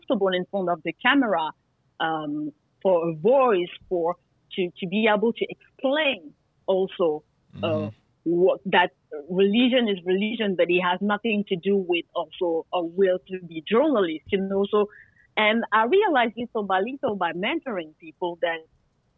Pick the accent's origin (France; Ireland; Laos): France; also born or lived in Guadeloupe; I'm from the Caribbean. I was very happy to say, where is my island, Guadeloupe? But I was born in France